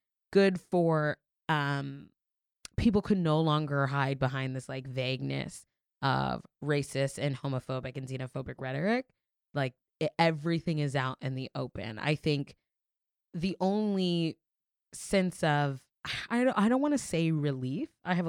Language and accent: English; the South, United States; also born or lived in Florida; now in New York, United States; I'm from the South and I still go back to the South